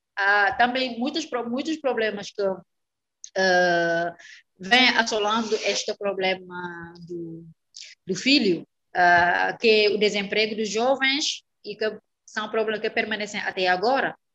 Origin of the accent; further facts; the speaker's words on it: Dakar, Senegal; Portuguese is a second language; also born or lived in Casamance; eu sou da Casamance, do sul do país. Eu nasci aí, em Casamance, no sul do país, e depois que a minha família mudou para, para a capital, Dakar, onde eu fiz uhum. todos os meus estudos